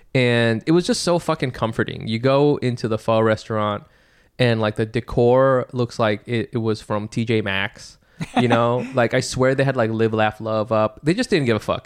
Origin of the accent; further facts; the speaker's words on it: New York City, New York, United States; I'm from Brooklyn